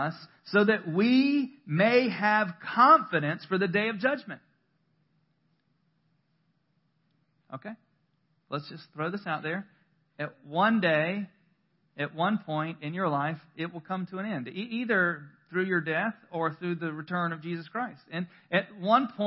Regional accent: North Carolina, United States; I'm born and bred North Carolinian

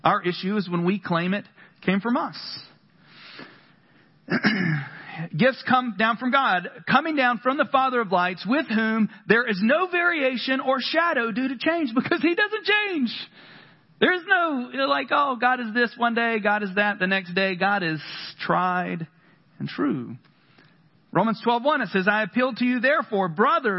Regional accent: North Carolina, United States; I grew up in the South, North Carolina

